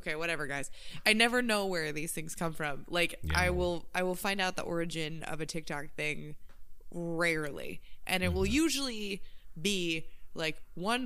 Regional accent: Midwest, United States; I grew up in the Midwest

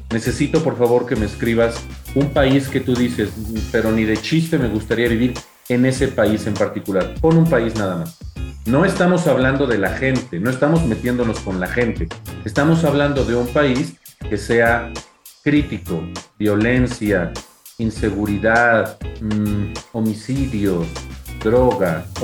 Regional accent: Mexico; no me sale vivo en el mismo país, soy mexicano, igual que estas personas. ¿Por qué no tengo esa forma de hablar?

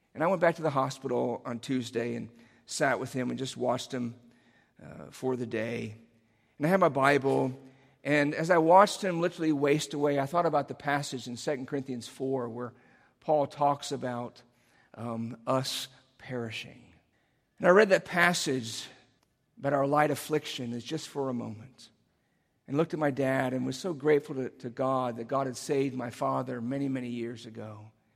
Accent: Cincinnati, Ohio, United States; moved away; my hometown, which is Cincinnati

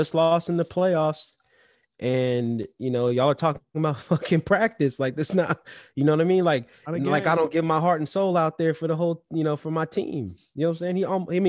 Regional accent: Chicago, Illinois, United States; we grew up in Chicago, you know what I mean? West side of my family

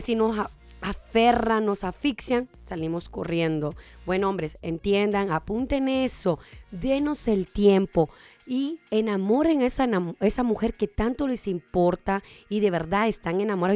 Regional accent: Honduras; now in Las Vegas, United States; yo soy nacida en Honduras, pero vengo de allá directamente para Las Vegas

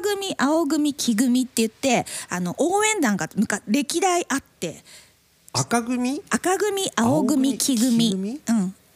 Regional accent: Makubetsu, Hokkaido, Japan; now in Tokyo, Japan; 私の生まれ育ったねあ生まれ育ったって生まれた町の、幕別町

